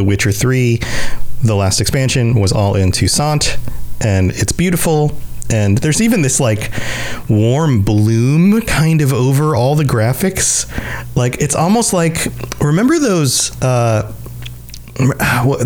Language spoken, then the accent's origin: English; Florida, United States; I live in Florida. I grew up in Florida